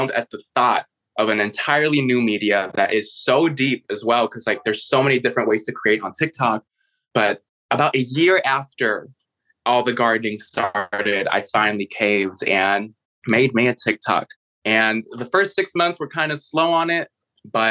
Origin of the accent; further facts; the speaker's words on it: Chicago, Illinois, United States; moved away; also born or lived in San Francisco / New York City; I was actually born and raised in Chicago